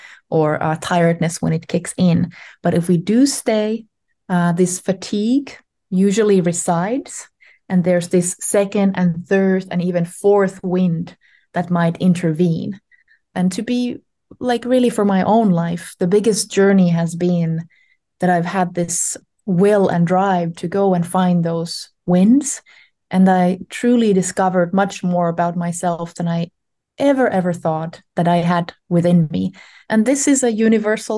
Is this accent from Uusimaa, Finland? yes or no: no; Ostrobothnia, Finland; I was born in Finland in the Ostrobotnia, in the Western region, 40 some years ago.